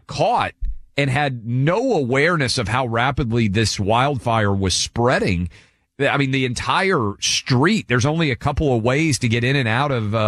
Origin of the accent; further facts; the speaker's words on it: Nashville, Tennessee, United States; in my hometown of Nashville.